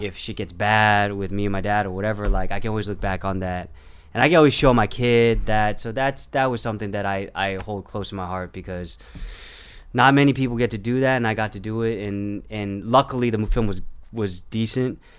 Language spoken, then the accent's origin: English; Orange County, California, United States; also born or lived in Garden Grove, California; I was born in Garden Grove, and I grew up mostly, you know, in the suburbs of Orange County